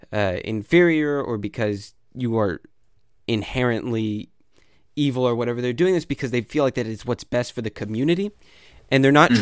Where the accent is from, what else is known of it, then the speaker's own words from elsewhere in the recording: Arkansas, United States; I'm from Arkansas